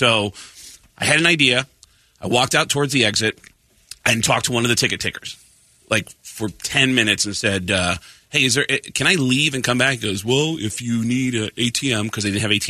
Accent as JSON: {"language": "English", "region": "New York", "country": "United States", "also_born_or_lived": "Seattle", "moved": "yes", "said": "I'm from New York, but Seattle's where my career started."}